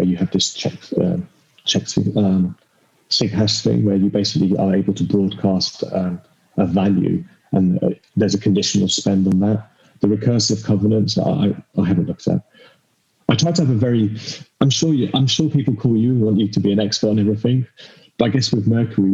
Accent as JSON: {"language": "English", "country": "United Kingdom", "said": "I'm British"}